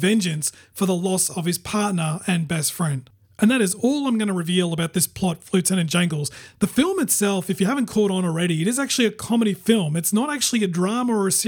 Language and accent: English; Brisbane, Queensland, Australia; my hometown, which is Brisbane, Queensland, Australia